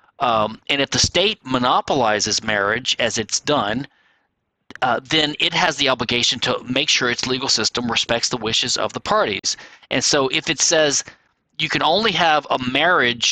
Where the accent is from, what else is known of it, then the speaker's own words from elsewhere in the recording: Louisiana, United States; my home state of Louisiana